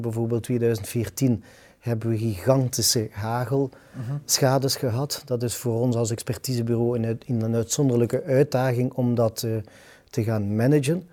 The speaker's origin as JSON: {"language": "Dutch", "town": "Ghent", "region": "Flanders", "country": "Belgium", "said": "We zijn dan ook nog allebei Gentenaars"}